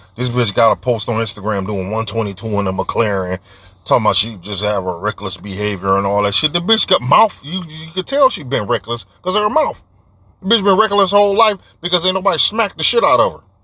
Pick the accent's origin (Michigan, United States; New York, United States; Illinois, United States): Michigan, United States; Detroit; I'm from Detroit